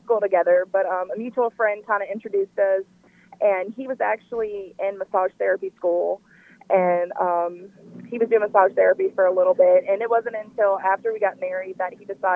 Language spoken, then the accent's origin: English; Louisiana, United States; also born or lived in Mississippi; I was born in Louisiana myself